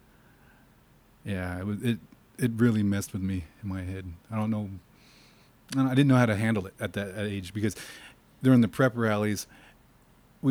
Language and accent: English; Tulsa, Oklahoma, United States; also born or lived in St. Paul, Minnesota / Montana / Kansas / New Orleans, Louisiana; Stayed in New Orleans until I was 8, then moved back to Tulsa. Stayed here all through high school